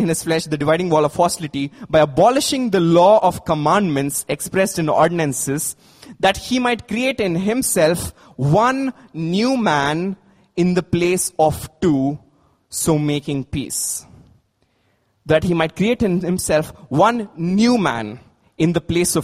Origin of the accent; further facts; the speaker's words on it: India; As Indians